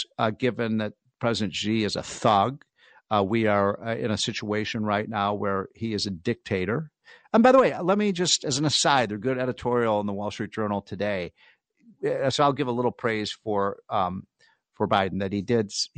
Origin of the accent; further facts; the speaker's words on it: Chicago, Illinois, United States; I'm from Chicago